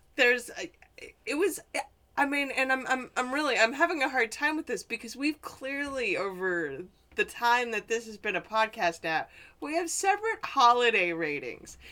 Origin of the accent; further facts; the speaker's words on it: Midwest, United States; I'm from the Midwest